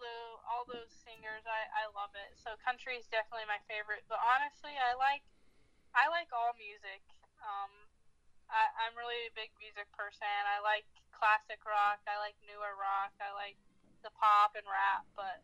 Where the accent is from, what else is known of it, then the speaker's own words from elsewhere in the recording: Denver, North Carolina, United States; I get asked if I'm from Colorado several times, and no matter how many times I put Denver, North Carolina on something, I guess no one reads it right, and they always think Colorado.